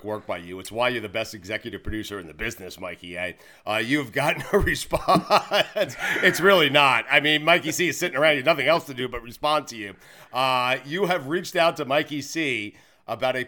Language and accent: English; Long Island, New York, United States; I grew up in Long Island